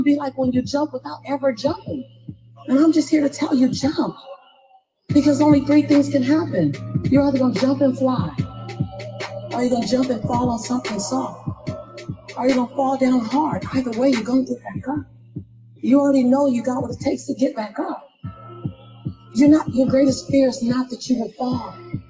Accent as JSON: {"language": "English", "town": "Los Angeles", "region": "California", "country": "United States", "tie": "born or raised there", "said": "as born and raised in South Central"}